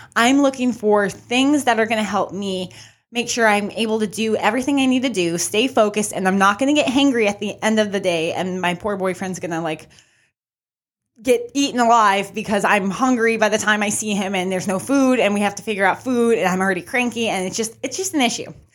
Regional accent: New Mexico, United States; I'm from New Mexico, so I'm always representing New Mexico.

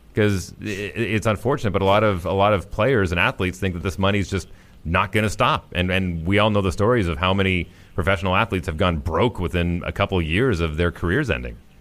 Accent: Fort McMurray, Alberta, Canada; moved away; also born or lived in Winnipeg; my hometown of Northern Alberta

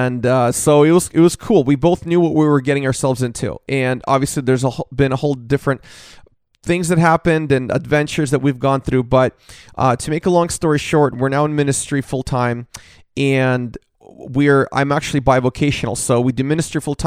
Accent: Seattle, Washington, United States; moved away as an adult; now in Southern California, United States; I grew up in Seattle

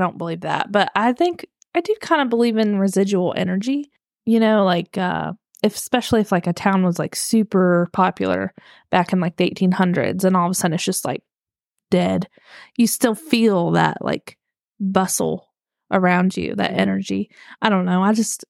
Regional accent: United States; we're American.

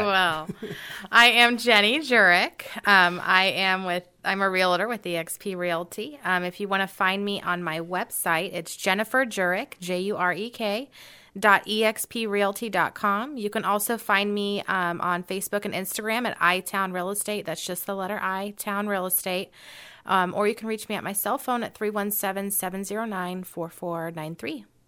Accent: Carmel, Indiana, United States; I was actually raised in Carmel

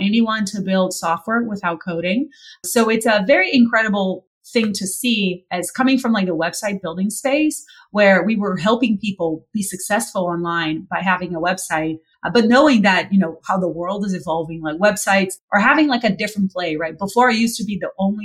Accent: Brazil; moved away; also born or lived in San Francisco; I'm originally from Brazil

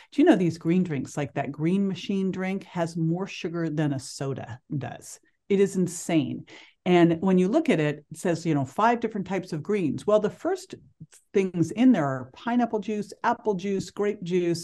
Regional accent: Berkeley, California, United States; growing up in Berkeley, California

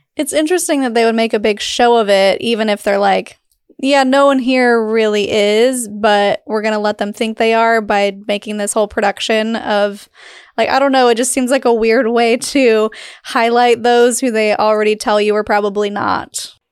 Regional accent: Utah, United States; I grew up in Utah, but not in Salt Lake. I was, like, two hours north

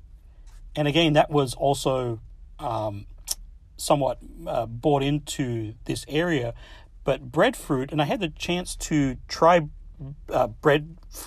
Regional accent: Adelaide, South Australia, Australia; also born or lived in Midwest, United States; now in United States; when I was a kid, I grew up in Adelaide, Australia

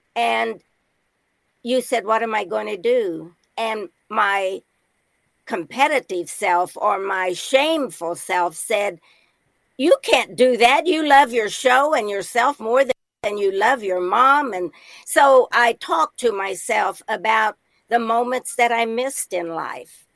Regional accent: Indiana, United States; moved away as an adult; now in Nashville, United States; I was from Indiana, a midwestern town

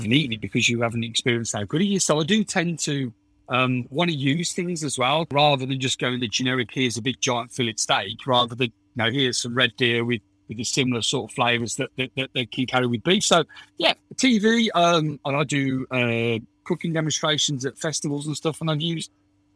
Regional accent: United Kingdom; I'm British

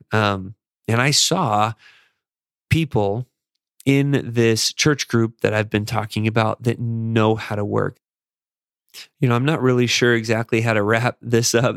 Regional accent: Las Vegas, Nevada, United States; moved away; also born or lived in Chicago; growing up in Las Vegas and serving a mission in Chicago

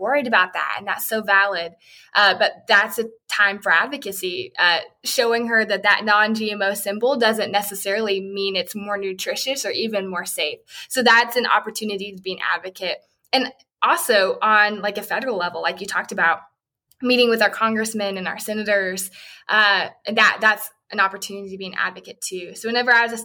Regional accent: Arkansas, United States; I'm from Arkansas.

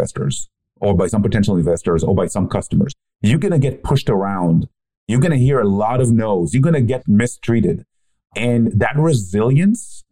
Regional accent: Israel; I grew up in Israel

